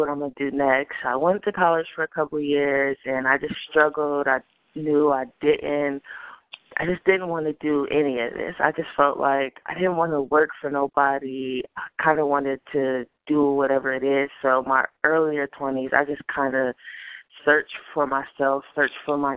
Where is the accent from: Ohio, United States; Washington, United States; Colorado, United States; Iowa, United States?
Ohio, United States; Akron; I'm from Akron, Ohio.